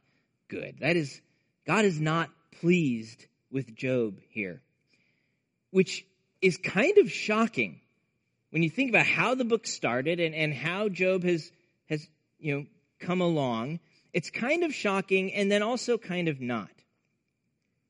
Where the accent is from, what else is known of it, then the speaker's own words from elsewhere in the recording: Nebraska, United States; growing up in Nebraska in the Midwest